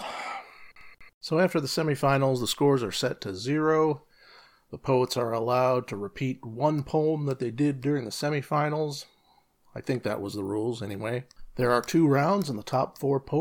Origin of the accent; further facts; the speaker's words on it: Kalamazoo, Michigan, United States; I was born and raised in Kalamazoo, Michigan